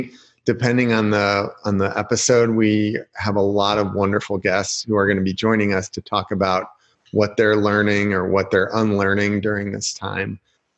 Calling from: Michigan City, Indiana, United States; I am calling in from Michigan City, Indiana, which is a little beach town. People don't believe it, but there is a beach here. We are across Lake Michigan from Chicago, about 30 miles by boat, or 80 miles, 90 miles if you drive around

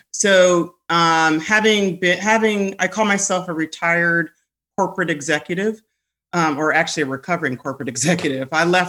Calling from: Washington, District of Columbia, United States; I am joining you from, I like to call it District 1, aka the nation's capital, on this fine, rainy, gloomy day.

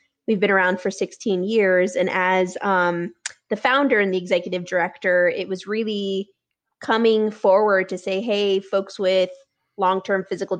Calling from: Denver, Colorado, United States; I'm calling in from Denver, Colorado

